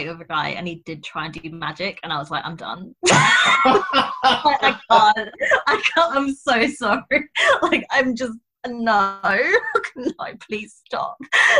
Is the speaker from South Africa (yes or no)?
no; England, United Kingdom; Maybe that's just because I'm stupid English and I just hate phone calls.